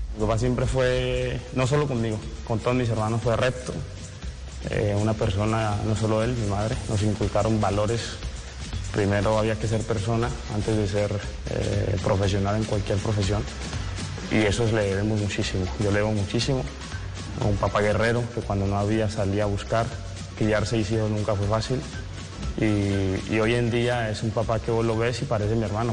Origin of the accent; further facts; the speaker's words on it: Cali, Valle del Cauca, Colombia; soy de Cali, eh, sabes que los de Cali suelen tener un poquito de sabor